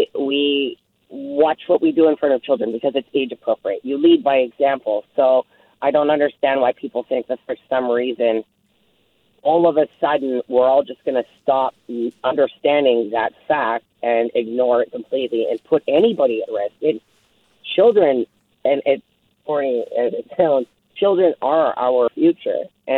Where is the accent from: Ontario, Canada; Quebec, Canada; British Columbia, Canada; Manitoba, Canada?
British Columbia, Canada; Nelson; I grew up in Nelson. I'm born and raised here.